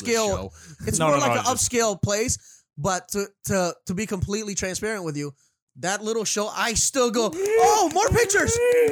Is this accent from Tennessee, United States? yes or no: no; Florida, United States; I'm from Florida. Man. I'm from Florida.